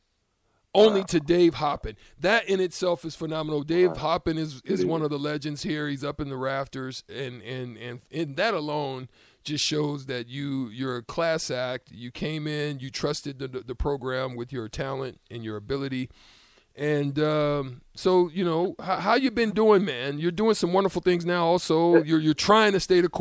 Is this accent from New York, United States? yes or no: no; Opelika, Alabama, United States; I was born in Opelika